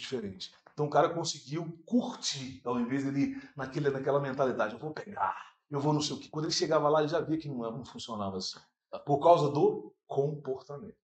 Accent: Santa Luzia, Minas Gerais, Brazil; vim lá de Santa Luzia, no bairro Primida

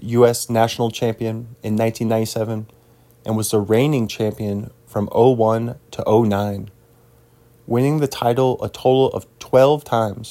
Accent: North Puget Sound, Washington, United States; I am from North Puget Sound.

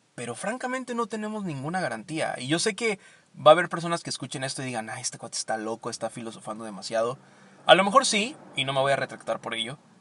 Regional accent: Veracruz, Mexico; moved away; yo soy veracruzano, así que siempre me encanta regresar al puerto

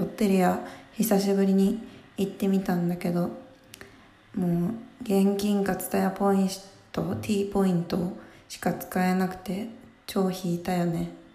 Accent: Mie, Japan; moved away; 私普通にすごい三重県のすごい何もないとこ出身

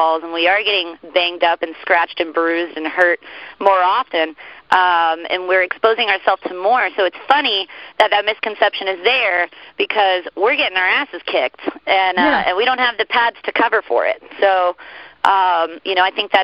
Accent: Orlando, Florida, United States; growing up in Florida, we're kind of backwood folks

